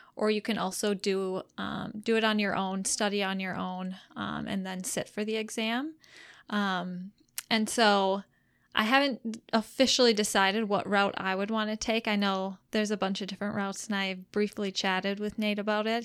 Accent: Marshfield, Wisconsin, United States; also born or lived in Madison, Wisconsin / Rochester, Minnesota; I grew up in Marshfield, Wisconsin, so that's only about a fifty minute drive from home for me working here right now.

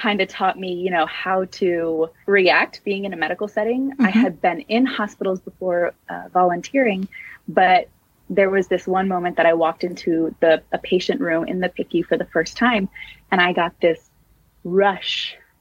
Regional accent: San Francisco, California, United States; I am born and raised in San Francisco, California, and I absolutely love living here

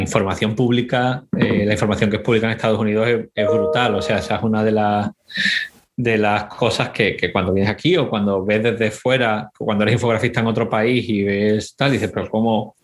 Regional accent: Spain; moved away as an adult; also born or lived in Boston, United States; now in United States; la de España, donde, eh, de donde yo vengo

